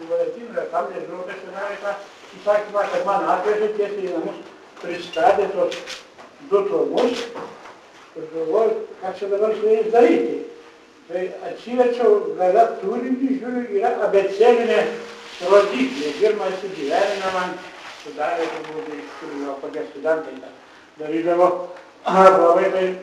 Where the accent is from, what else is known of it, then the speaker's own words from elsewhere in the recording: Biržai county, Tauskai village, Panevėžys County, Lithuania; accent: Aukštaitian; aš gimiau Biržų apskrity, Pagalnyko valščiai, Tauskų kaime.